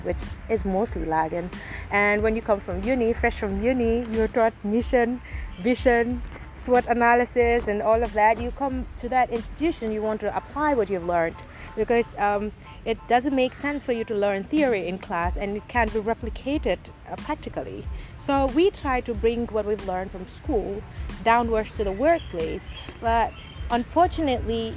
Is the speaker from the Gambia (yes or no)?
yes; Gambia; My mother is a migrant from Nigeria, but I was born and raised in the Gambia